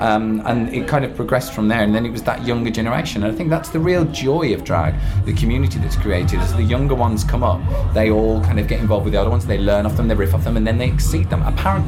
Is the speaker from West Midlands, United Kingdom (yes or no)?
yes; Birmingham, West Midlands, United Kingdom; I'm a Brummie.